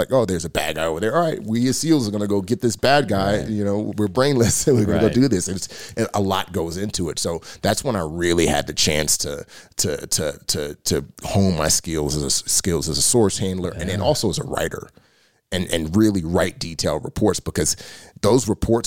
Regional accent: New York City, New York, United States; moved away; growing up in the Bronx

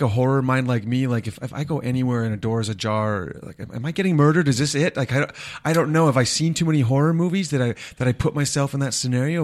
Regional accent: North Dakota, United States; we're from North Dakota

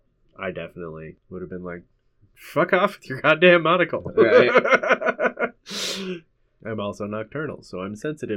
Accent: Scotland, United Kingdom; Just because we're Scottish.

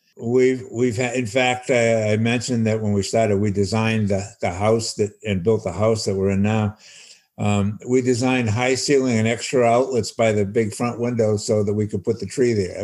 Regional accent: North Shore of Massachusetts, United States; I grew up on the North Shore of Massachusetts, about 45 minutes north of Boston

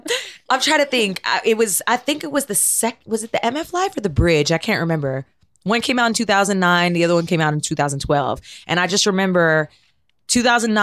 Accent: Toronto, Ontario, Canada; moved away; I grew up in Toronto

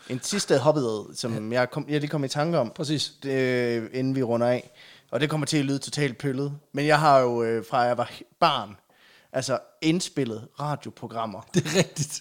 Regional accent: Aulum, Central Denmark Region, Denmark; jeg er jo fra Aulum

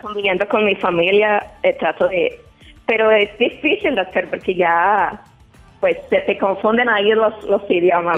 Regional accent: Guanajuato, Mexico; now in Chicago, United States; Yo soy de, Guanajuato

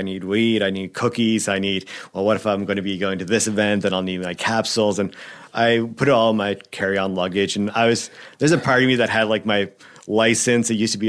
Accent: Ontario, Canada; it came from a place I grew up out in Ontario

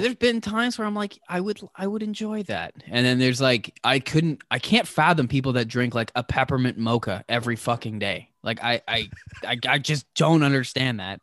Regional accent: East Coast, United States; moved away; I'm from the East Coast

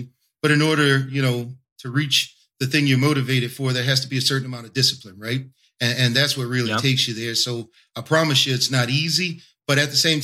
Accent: New Orleans, Louisiana, United States; Right here in New Orleans, Louisiana. Right on the line between the 3rd Ward and the 17th Ward.

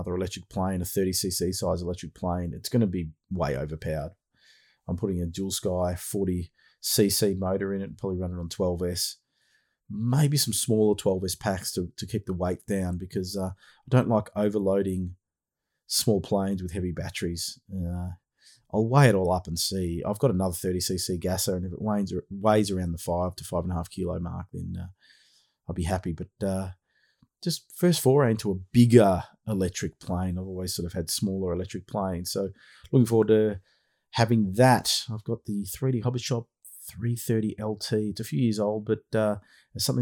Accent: Australia; accent: Aussie; also born or lived in Melbourne, Australia; my Aussie accent.

